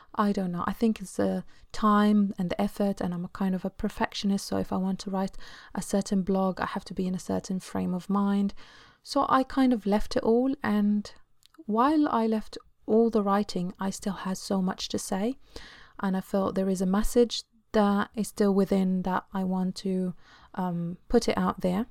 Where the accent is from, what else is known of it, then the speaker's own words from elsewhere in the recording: Egypt; now in London, United Kingdom; I come from Egypt, and I live now in London, U K.